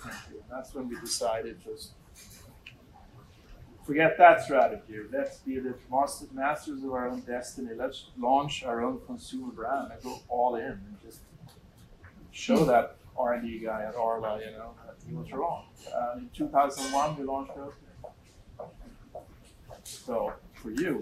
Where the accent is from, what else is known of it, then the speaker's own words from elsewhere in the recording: Sweden; moved away; I go back to Sweden every so often. I meet all my old friends